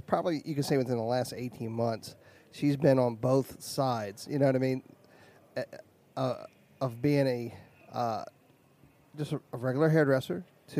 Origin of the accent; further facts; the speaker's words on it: Washington, District of Columbia, United States; We're from D.C. and it gets cold, but it doesn't get that cold.